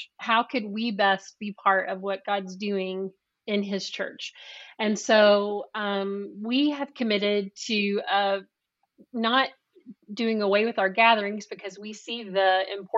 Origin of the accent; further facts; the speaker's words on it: Louisville, Kentucky, United States; I'm from Louisville and our offices are based here